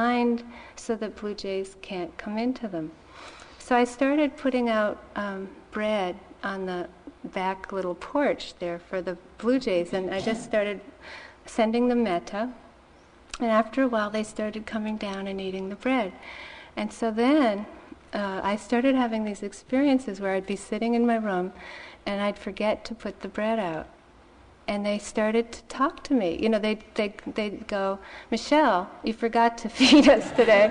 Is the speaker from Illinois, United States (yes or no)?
no; Massachusetts, United States; I grew up in Massachusetts